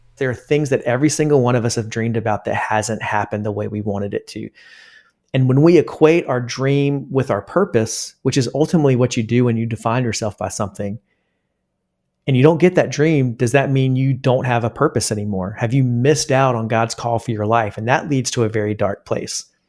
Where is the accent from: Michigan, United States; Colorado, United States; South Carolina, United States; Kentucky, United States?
South Carolina, United States; Columbia; moved away as an adult; also born or lived in Greenville, South Carolina; now in Charlotte, United States; I grew up in Columbia, South Carolina, spent there, spent all of my life in South Carolina until I moved to Charlotte for Elevation Church.